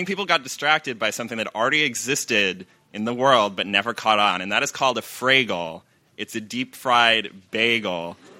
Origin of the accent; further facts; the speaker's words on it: Ann Arbor, Michigan, United States; my hometown of Ann Arbor, Michigan